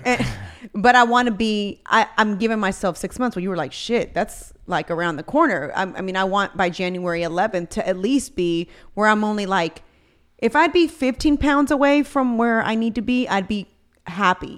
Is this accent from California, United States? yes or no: no; Houston, Texas, United States; also born or lived in College Station, Texas; I came back from Texas A and M, so I had just moved back to Houston